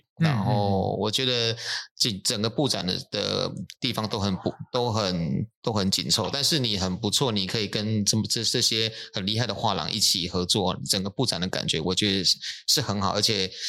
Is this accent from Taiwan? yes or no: yes; Taiwan; 利用我们是台湾的艺术家，把台湾的文化借由这个场合，能够呃，让更多人知道